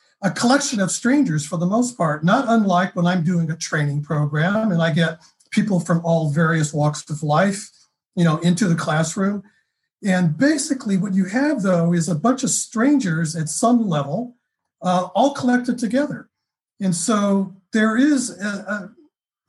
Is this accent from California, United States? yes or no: yes; California, United States; moved away; I'm from California. Originally I am.